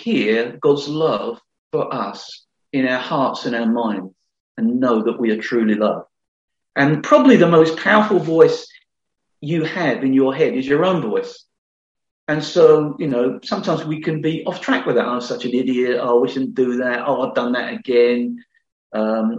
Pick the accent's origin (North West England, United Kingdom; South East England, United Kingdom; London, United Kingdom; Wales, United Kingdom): London, United Kingdom; I was brought up in the Elephant Castle in London, not going to church at all.